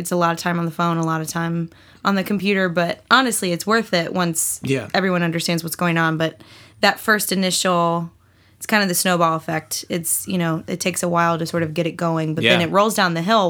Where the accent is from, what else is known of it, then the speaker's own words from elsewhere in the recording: Durham, North Carolina, United States; I'm from Durham, North Carolina